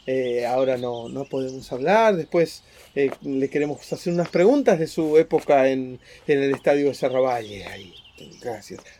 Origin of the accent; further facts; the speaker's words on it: Buenos Aires, Argentina; somos universales y a la vez somos porteños.